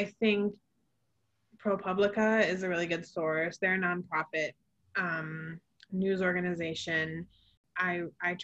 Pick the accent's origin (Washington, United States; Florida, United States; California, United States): Washington, United States; Seattle; I'm from Seattle and most people I know, my family lives in Capitol Hill.